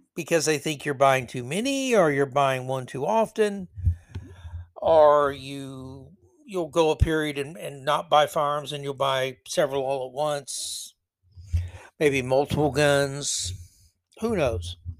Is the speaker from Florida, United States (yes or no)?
yes; Tampa, Florida, United States; my hometown Lightning